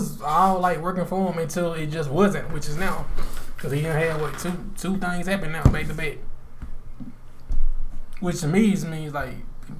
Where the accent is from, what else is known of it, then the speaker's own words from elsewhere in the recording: New York City, New York, United States; I'm from Harlem World